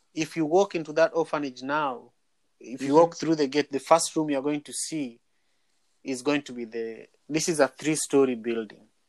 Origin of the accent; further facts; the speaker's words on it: Kenya; moved away; I'm from Manyata